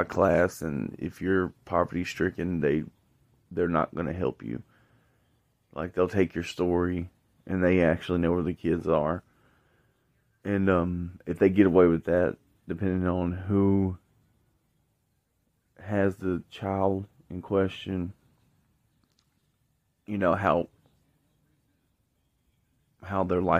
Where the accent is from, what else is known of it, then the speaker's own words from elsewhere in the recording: Shelbyville, Tennessee, United States; I was actually born in Bedford County, Tennessee, at Bedford County Union, I mean Bedford County Hospital off Union Street, May 16, 1987. I'm from Tennessee.